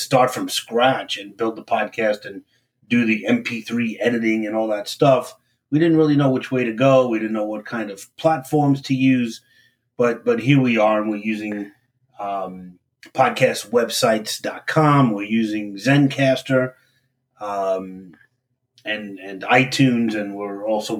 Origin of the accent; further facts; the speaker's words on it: New York City, New York, United States; moved away; We're both from Brooklyn